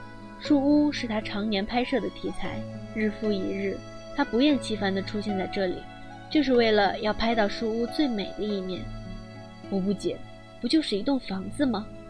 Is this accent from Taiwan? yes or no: no; China; 不是，我是大陆来的。